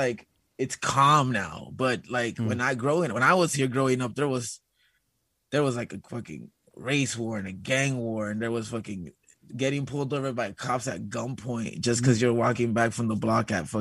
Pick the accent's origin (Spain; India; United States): United States; Los Angeles, California; growing up here